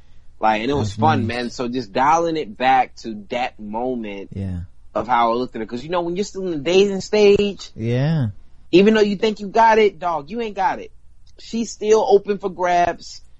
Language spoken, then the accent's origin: English; the South, United States; I come from the South, but I got that, you know, Espanol, and I got that islander in me 100%